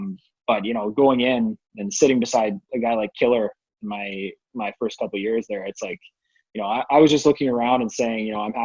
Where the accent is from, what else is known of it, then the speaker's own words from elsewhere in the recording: Charlottetown, Prince Edward Island, Canada; also born or lived in Brockville; now in Ottawa, Canada; I'm from Charlottetown, so I've been in Ottawa for the last, like, I don't know, 15, 17 years, whatever it's been. But I'm originally from Charlottetown